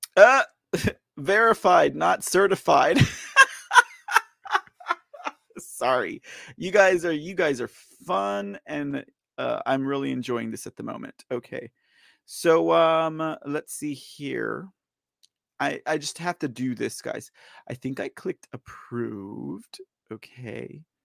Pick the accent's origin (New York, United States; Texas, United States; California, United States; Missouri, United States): Texas, United States; I am a Texan